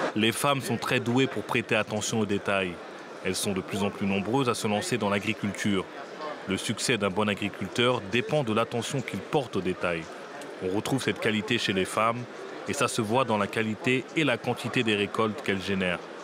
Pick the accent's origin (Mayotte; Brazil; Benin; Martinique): Benin; now in Nîmes, France; mon pays d'origine, le Bénin